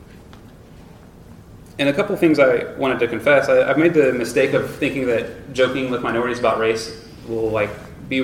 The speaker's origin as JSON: {"language": "English", "town": "Tyler", "region": "Texas", "country": "United States", "tie": "born or raised there", "said": "I grew up in Tyler, Texas, on like a wealthy white"}